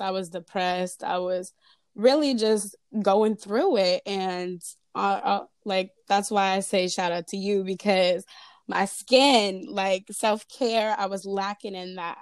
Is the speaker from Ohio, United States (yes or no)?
no; Fairfield, California, United States; I'm from Fairfield, California, repping the 707